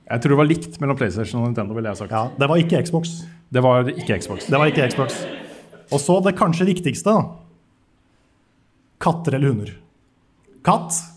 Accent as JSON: {"language": "Norwegian", "town": "Bergen", "region": "Vestland", "country": "Norway", "said": "folk er ikke så opptatt av at jeg er fra Bergen."}